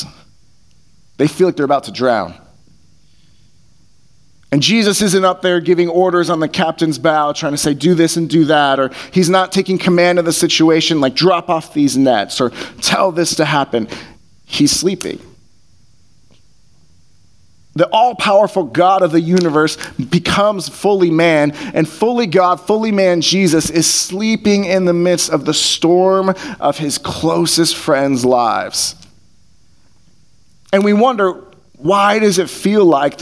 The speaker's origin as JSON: {"language": "English", "region": "California", "country": "United States", "tie": "born or raised there", "said": "growing up in California"}